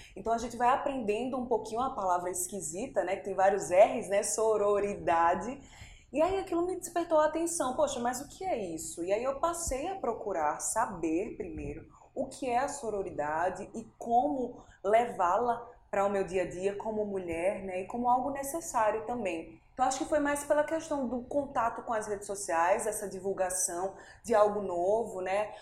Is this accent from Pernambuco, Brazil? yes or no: yes; Pernambuco, Brazil; now in João Pessoa, Brazil; sou natural de Pernambuco, mas moro aqui em João Pessoa há mais ou menos uns 12, 13 anos.